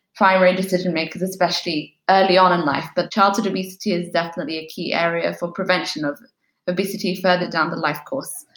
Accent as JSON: {"language": "English", "country": "United Kingdom", "tie": "born or raised there", "said": "my hometown here in the UK"}